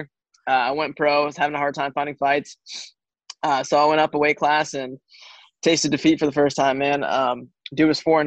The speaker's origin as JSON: {"language": "English", "region": "New Jersey", "country": "United States", "tie": "born or raised there", "moved": "yes", "lives_now": "Kansas, United States", "said": "I grew up here in Jersey"}